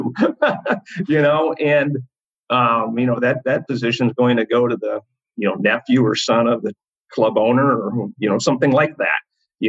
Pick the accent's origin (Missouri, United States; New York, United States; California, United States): California, United States; Sacramento; my hometown, which is Sacramento, California